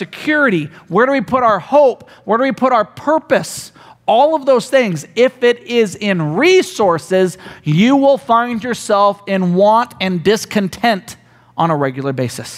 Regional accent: United States; we as Americans

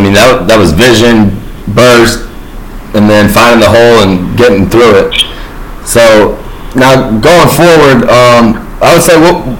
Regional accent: South Florida, United States; I'm from South Florida, so I'm down south.

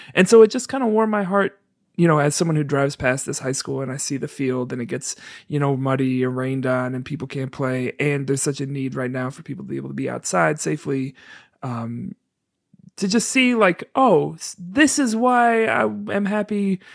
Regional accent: New York, United States; now in Chicago, United States; I'm not from Chicago, I'm from New York.

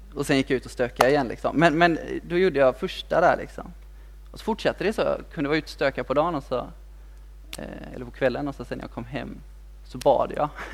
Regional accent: Kungälv, Västra Götaland, Sweden; also born or lived in Mölndal; jag är född i Mundal men, men jag är uppväxt i Kungälv

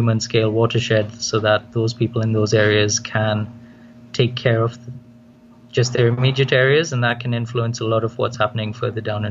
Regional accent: Kenya; also born or lived in Trinidad; now in Trinidad and Tobago; I'm originally from Kenya, a long time ago.

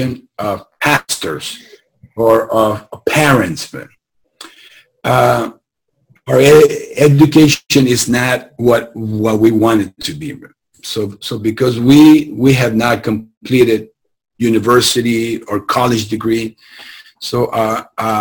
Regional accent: Tijuana, Baja California, Mexico; moved away as an adult; now in Southern California, United States; I come from Tijuana.

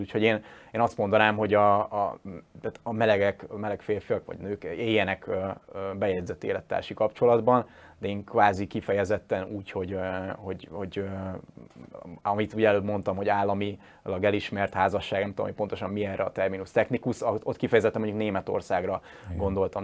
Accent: Győr, Győr-Moson-Sopron, Hungary; én győri vagyok

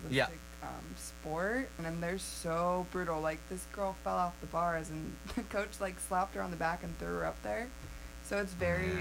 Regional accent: Yorba Linda, California, United States; moved away as an adult; now in Nyack, United States; I'm from Yorba Linda, California, so where I live, Richard Nixon actually lived there

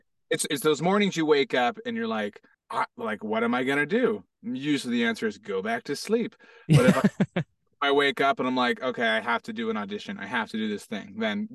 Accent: Hawaii, United States; also born or lived in Florida / Arizona; now in Los Angeles, United States; I moved to Hawaii. Then I moved to Hawaii. Lived in Hawaii for like 8 years.

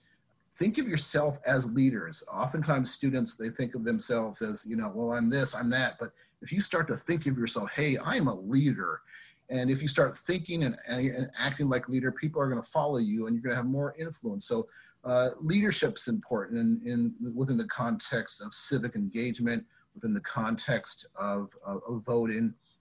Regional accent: Navajo Indian Reservation, New Mexico, United States; moved away as an adult; also born or lived in Las Vegas, New Mexico; now in Washington, D.C., United States; I grew up in on the Navajo Indian Reservation, about 3 hours west of Albuquerque

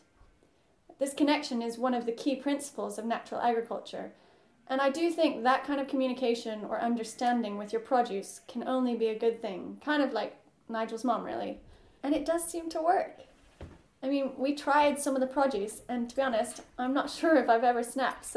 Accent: United States; I'm an American

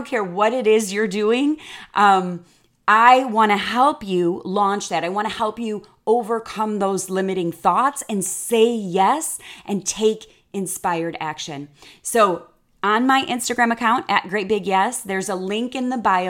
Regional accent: Chicago, Illinois, United States; moved away as an adult; now in Texas, United States; I'm from the Midwest and being from Chicago

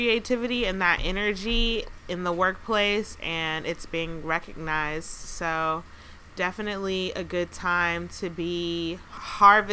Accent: Atlanta, Georgia, United States; now in Pittsburgh, United States; my hometown of Atlanta

